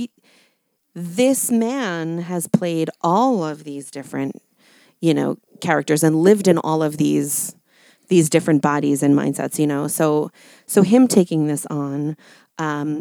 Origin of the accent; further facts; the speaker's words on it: New York, United States; I grew up in New York.